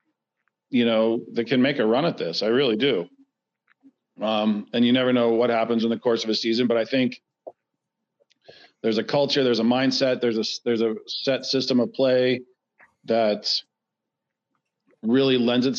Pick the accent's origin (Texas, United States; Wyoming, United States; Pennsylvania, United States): Texas, United States; Dallas; I'm from Dallas, so I root for all the Dallas teams